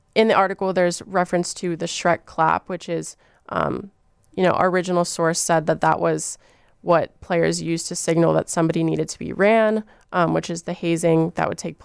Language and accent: English; Miami, Florida, United States; now in Chicago, United States; Miami, Florida.